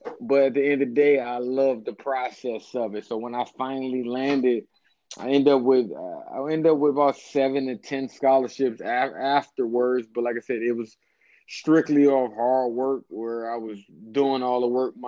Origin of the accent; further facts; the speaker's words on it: Cleveland, Ohio, United States; moved away as an adult; also born or lived in Europe; I'm from Cleveland, born and raised in Cleveland, Ohio.